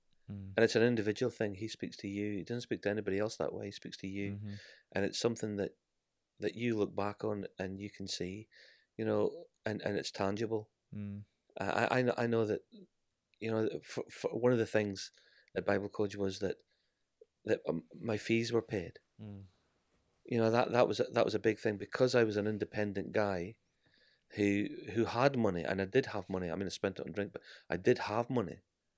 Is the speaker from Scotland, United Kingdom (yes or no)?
yes; Scotland, United Kingdom; accent: Scottish; I am Scottish.